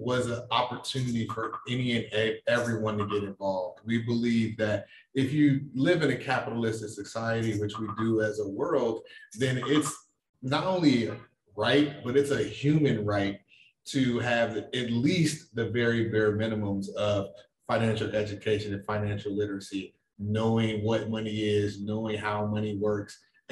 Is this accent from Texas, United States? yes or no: no; Chicago, Illinois, United States; moved away as an adult; also born or lived in New York; I am originally from Chicago